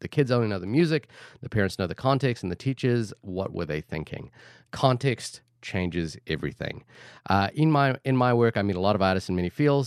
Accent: Wellington, New Zealand; now in New York, United States; Wellington City, which is where I am from

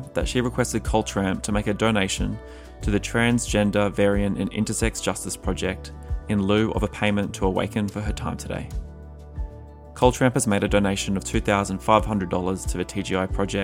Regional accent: Australia; moved away as an adult; now in United States; growing up in Australia, it was just like a very different experience

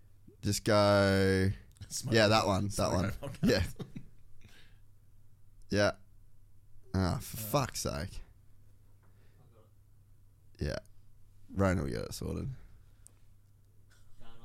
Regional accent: Cairns, Queensland, Australia; I come from Cairns

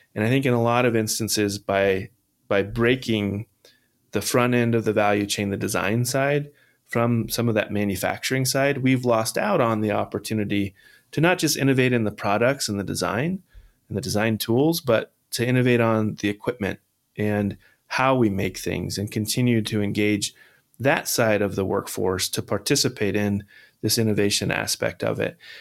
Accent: Holcomb, Kansas, United States; now in Massachusetts, United States; Holcomb, Kansas, the town I grew up

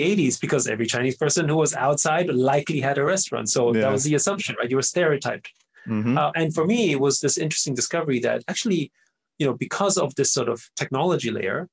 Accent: Vienna, Austria; first language German; English is a second language; moved away; I grew up in Vienna in Austria

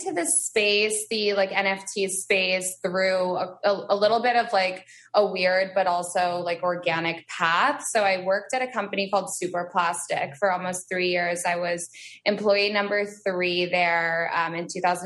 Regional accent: Vermont, United States; moved away; I was born and raised in Vermont

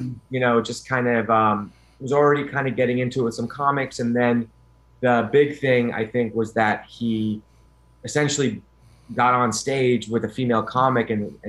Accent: Westchester, New York, United States; Westchester, New York.

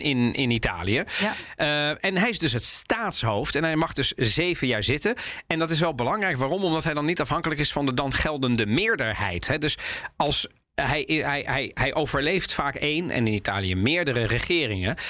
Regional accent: Netherlands; wij Nederlanders

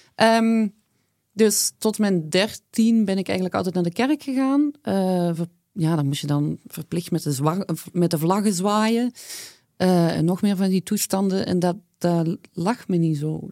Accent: Flanders, Belgium; kom ik uiteraard uit Vlaanderen.

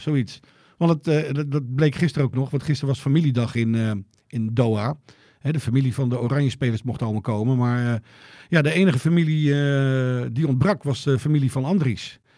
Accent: Joure, Friesland, Netherlands; ik uit Jouweren kom

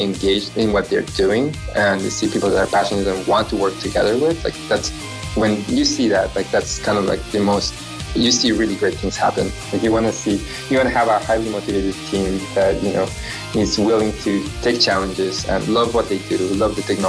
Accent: Japan; English is a second language; also born or lived in Guatemala / Central America; my accent might sound a little strange to some. I am originally from Japan, although I was born in Guatemala. My mom is from Central America. My dad was Japanese. So, I grew up going to school in Central America and Japan. I went to high school in Japan.

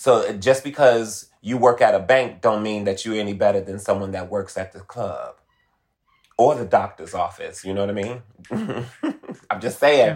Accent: Detroit, Michigan, United States; moved away as an adult; now in Los Angeles, United States; I'm originally from Detroit. I'm a Motor City baby

